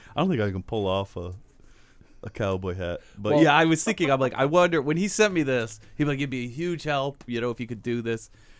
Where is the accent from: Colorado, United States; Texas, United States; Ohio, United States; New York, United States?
Ohio, United States; I am from Ohio.